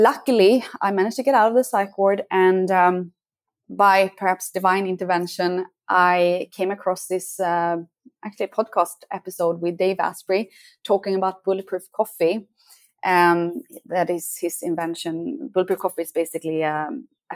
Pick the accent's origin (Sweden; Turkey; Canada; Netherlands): Sweden; moved away as an adult; now in Costa Rica; I'm from Sweden, and that's where I grew up.